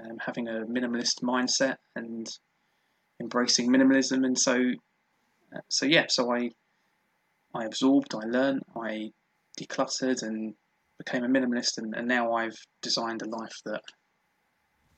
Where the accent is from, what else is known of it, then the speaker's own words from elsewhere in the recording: London, United Kingdom; born and bred in South London and never moved